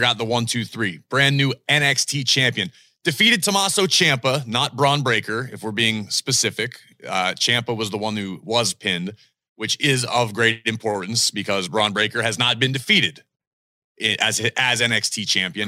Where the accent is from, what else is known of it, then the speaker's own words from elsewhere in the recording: Pittsburgh, Pennsylvania, United States; I was born in Pittsburgh